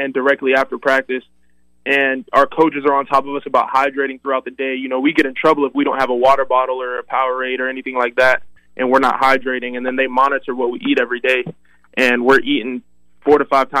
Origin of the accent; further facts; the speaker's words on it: Florida, United States; I grew up in Florida, and I grew up watching Florida State.